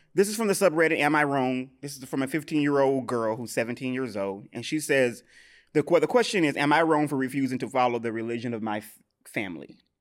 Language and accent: English; the South, United States; I'm from the South